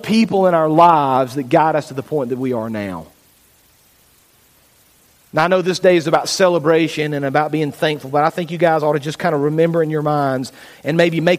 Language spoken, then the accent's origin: English; Fayetteville, United States; I grew up in Fayetteville, Flat Creek Baptist Church